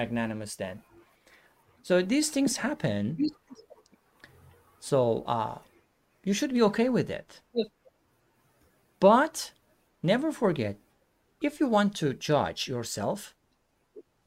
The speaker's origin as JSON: {"language": "English", "country": "Iran", "second_language": "English", "said": "I'm from Iran"}